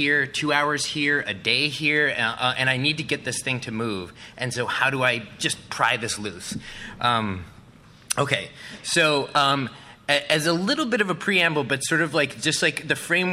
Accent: Milwaukee, Wisconsin, United States; now in Chicago, United States; I'm from Milwaukee. I live in Chicago.

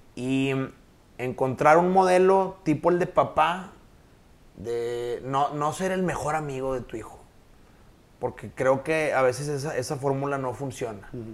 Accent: Nuevo León, Mexico; de niño yo estudié en el Colegio San Patricio por una sencilla razón. Vivía enfrente.

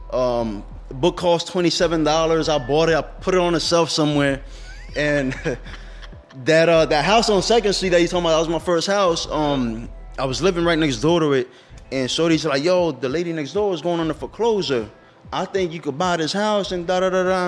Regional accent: Allentown, Pennsylvania, United States; I'm born and raised in Allentown

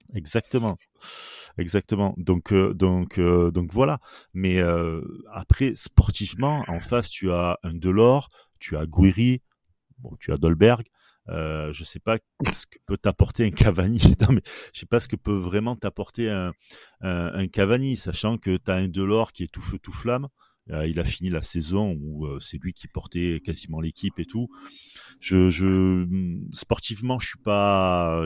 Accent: Marseille, Provence-Alpes-Côte d'Azur, France; accent: Marseillais; en tant que Marseillais

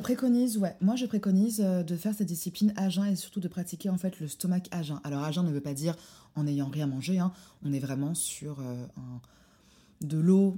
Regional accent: Morocco; je suis marocaine

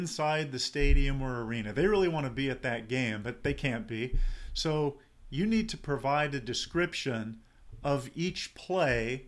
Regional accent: San Diego, California, United States; I grew up in San Diego

